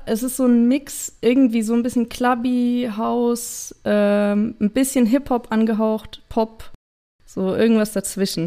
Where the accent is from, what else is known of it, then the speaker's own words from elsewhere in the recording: Idstein, Hesse, Germany; ich komme aus Itstein